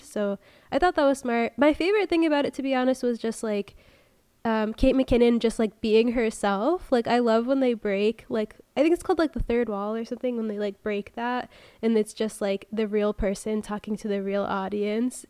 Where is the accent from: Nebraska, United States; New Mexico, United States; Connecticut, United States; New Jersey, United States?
Connecticut, United States; moved away; I grew up in Connecticut